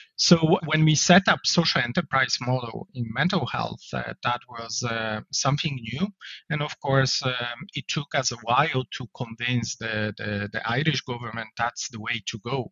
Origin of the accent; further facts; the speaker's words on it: Poland; English is a second language; moved away as an adult; now in Ireland; I'm originally from Poland, uh, but I moved to Ireland uh, back in 2004